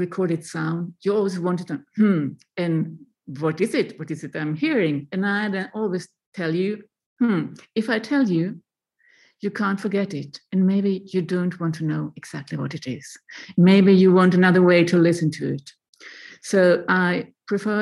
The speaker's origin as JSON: {"language": "English", "country": "Sweden", "moved": "as an adult", "lives_now": "Berlin, Germany", "said": "I moved away from Sweden a long, long time ago, over 20 years ago"}